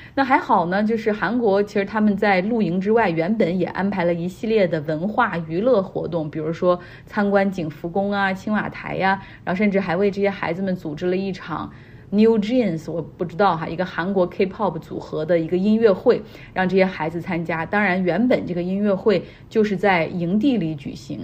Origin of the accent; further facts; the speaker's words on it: China; 我们中国人